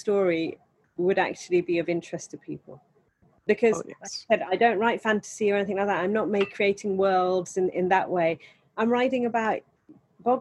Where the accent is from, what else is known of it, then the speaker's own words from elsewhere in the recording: India; I'm Indian